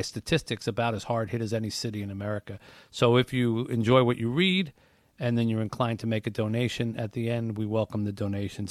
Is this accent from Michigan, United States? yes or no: yes; Detroit, Michigan, United States; I want to raise money for my hometown here in Detroit